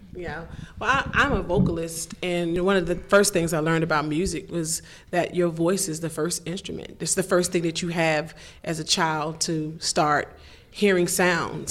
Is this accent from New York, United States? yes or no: no; Washington, District of Columbia, United States; I came from Baptist Church in Washington D.C.